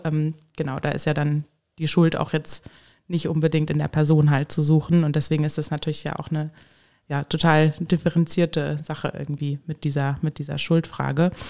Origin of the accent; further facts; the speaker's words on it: Hesse, Germany; now in Koblenz, Germany; Ich komme selbst aus Hessen